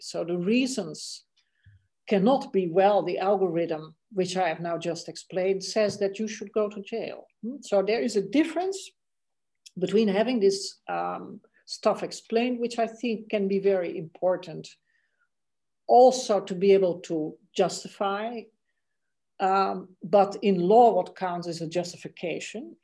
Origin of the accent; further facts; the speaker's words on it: Netherlands; English is a second language; moved away as an adult; also born or lived in India; for me, that was the Netherlands